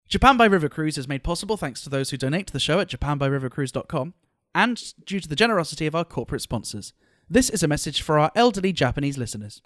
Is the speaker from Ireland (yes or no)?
no; United Kingdom; as a British person